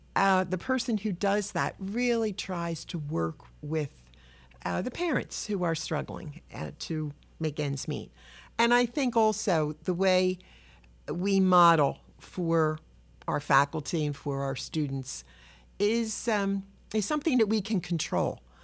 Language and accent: English; Philadelphia, Pennsylvania, United States; I'm a Philly kid. I was born in South Philadelphia. I grew up in Southwest